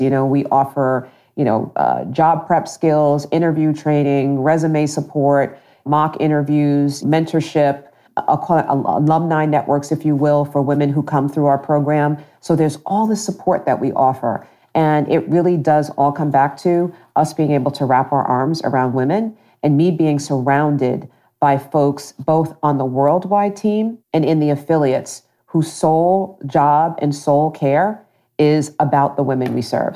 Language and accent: English; Long Island, New York, United States; moved away as an adult; also born or lived in Brooklyn, New York / Princeton area, New Jersey; now in Central New Jersey, United States; I grew up in Long Island, actually born in Brooklyn and then ultimately spent middle school and high school in Long Island